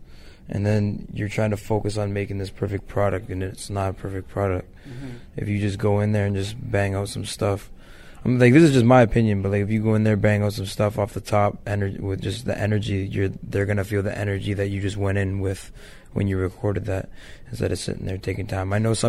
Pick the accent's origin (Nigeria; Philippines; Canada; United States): Canada; Ontario; so I rep where I'm from. I also rep Toronto. I rep Canada. I rep Ontario.